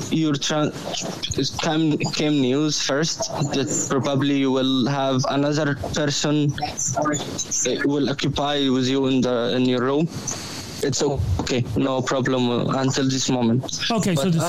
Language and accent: English; Egypt; English is a second language; moved away as an adult; now in Dublin, Ireland; I'm from Egypt. I came from Egypt for bad circumstances.